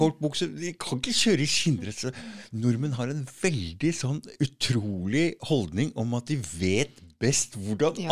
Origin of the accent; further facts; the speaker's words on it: Norway; vi er nordmenn